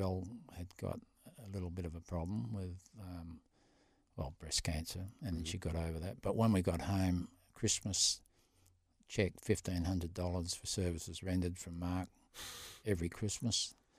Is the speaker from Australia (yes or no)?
yes; Boulder, Western Australia, Australia; I'm from Boulder, mate.